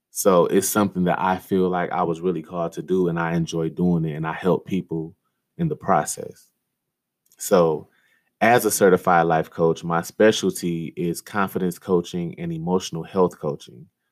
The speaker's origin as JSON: {"language": "English", "town": "Detroit", "region": "Michigan", "country": "United States", "tie": "born or raised there", "said": "I was born and raised in Detroit, Michigan"}